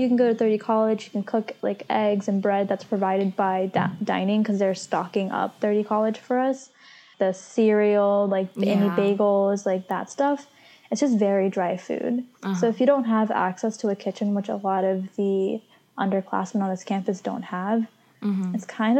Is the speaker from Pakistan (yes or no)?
yes; Pakistan; I'm Pakistani